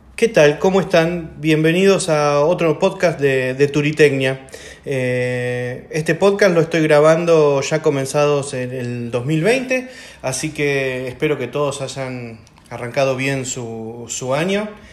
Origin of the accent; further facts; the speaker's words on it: Argentina; como el nuestro, por ejemplo, como Argentina